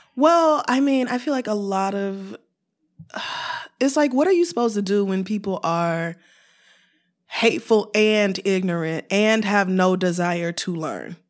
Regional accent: Oklahoma, United States; also born or lived in Louisiana; now in New York, United States; raised in Oklahoma, in a very conservative Christian home

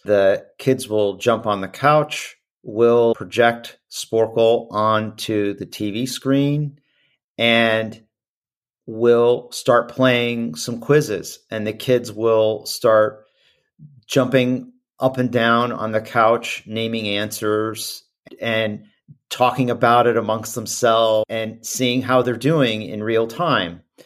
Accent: Midwest, United States; growing up in the Midwest

